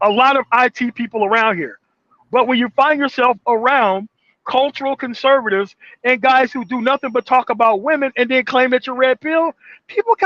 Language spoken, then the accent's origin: English; Mississippi Delta, United States; also born or lived in Denver metro area; now in Denver, United States; I'm from the Mississippi Delta